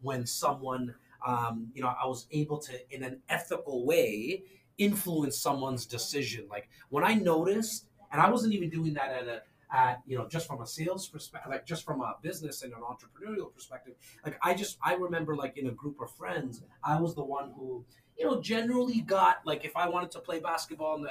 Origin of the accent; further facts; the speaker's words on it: Toronto, Ontario, Canada; born and raised in Toronto, Canada